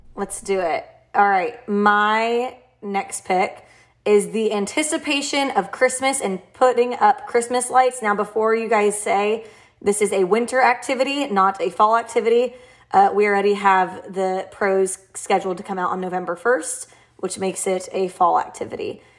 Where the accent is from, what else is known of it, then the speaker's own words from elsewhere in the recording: Nashville, Tennessee, United States; I'm from Nashville